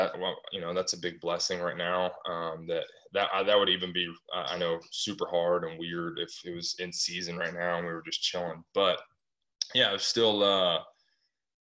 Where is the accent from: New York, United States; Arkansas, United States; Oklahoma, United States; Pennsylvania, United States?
Arkansas, United States; moved away as an adult; also born or lived in Little Rock, Arkansas; now in California, United States; I'm a kid from Arkansas, moved to California